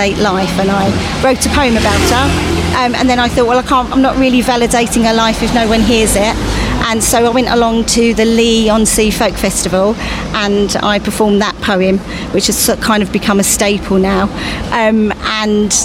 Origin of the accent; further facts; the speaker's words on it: South Hockingdon, East of England, United Kingdom; I'm actually from South Hockingdon